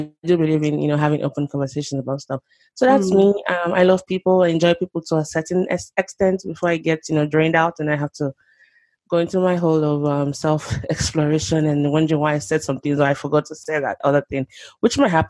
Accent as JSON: {"language": "English", "region": "Lagos", "country": "Nigeria", "tie": "born or raised there", "also_born_or_lived": "Oklahoma", "moved": "as an adult", "lives_now": "United States", "said": "I grew up in Nigeria, Lagos, Nigeria, to be precise. Spent the first 2 decades of my life there"}